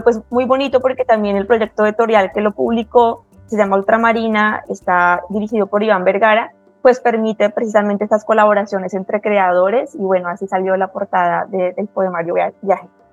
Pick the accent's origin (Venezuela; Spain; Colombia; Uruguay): Colombia; Bogotá; yo soy de Bogotá y crecí rodeada de los Andes